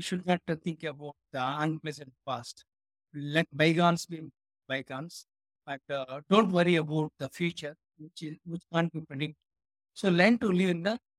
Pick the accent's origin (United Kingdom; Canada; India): India; I was born in India, and I served my country, that is the Indian Air Force